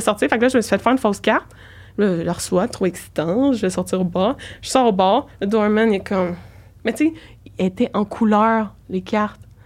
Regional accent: Saint-Jérôme, Quebec, Canada; je viens de Saint-Jérôme

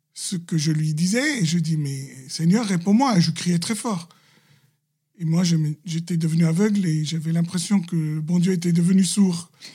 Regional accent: Lebanon; Je suis libanais chrétien, catholique

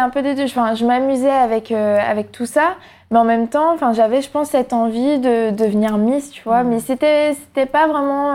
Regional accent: Guadeloupe; moved away as an adult; now in Paris, France; quand j'étais en Guadeloupe

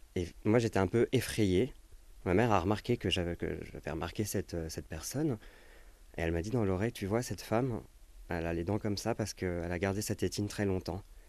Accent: Paris, Île-de-France, France; je suis né à Paris, dans le 15e

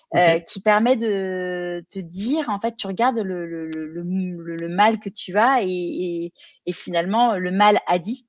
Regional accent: Neuilly-sur-Seine, Île-de-France, France; moved away as an adult; also born or lived in Paris; now in Marseille, France; moi j'ai grandi à, à Neuilly-sur-Seine

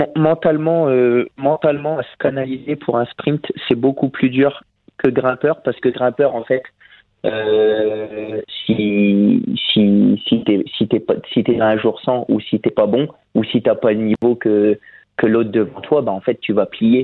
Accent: Picardy, Hauts-de-France, France; je suis picard

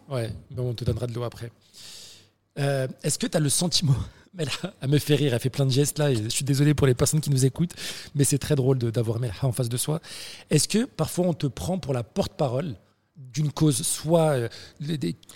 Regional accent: Algeria; je suis algérienne en fait.

